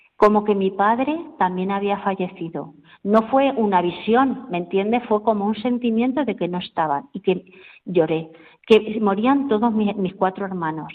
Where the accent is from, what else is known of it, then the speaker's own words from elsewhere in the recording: Caudete, Castilla-La Mancha, Spain; yo soy de Caudete, tengo 56 años, nací un 2 de septiembre